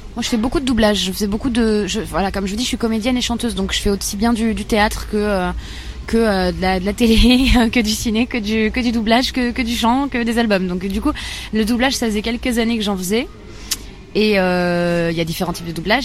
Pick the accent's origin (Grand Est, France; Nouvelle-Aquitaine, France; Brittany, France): Grand Est, France; Bar-le-Duc; J'ai grandi dans l'est de la France, pas loin de Nancy, à Bar-le-Duc